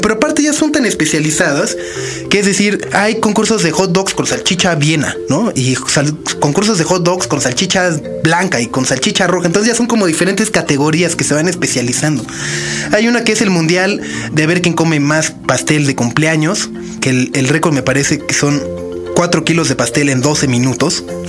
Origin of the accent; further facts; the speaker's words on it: Mexico; como mexicano